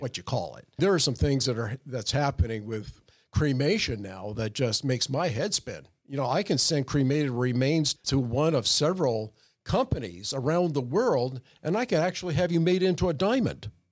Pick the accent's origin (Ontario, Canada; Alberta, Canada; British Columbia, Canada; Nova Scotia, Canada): Ontario, Canada; Oshawa; now in Sacramento, United States; I was born in Oshawa, Ontario, Canada